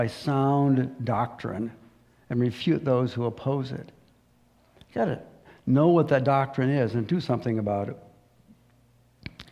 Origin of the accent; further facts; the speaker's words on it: United States; I'm a patriotic American